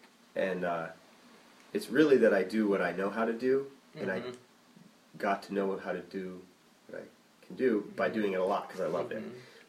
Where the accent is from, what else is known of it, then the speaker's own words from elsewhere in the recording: Hardwick, Vermont, United States; Yeah. But, yeah, Buffalo Mountain's always been, in my hometown